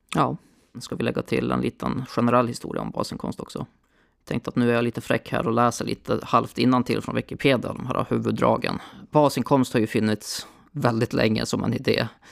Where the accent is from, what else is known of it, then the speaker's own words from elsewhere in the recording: Borlänge, Dalarna County, Sweden; now in Linköping, Sweden; där jag växte upp, Borlänge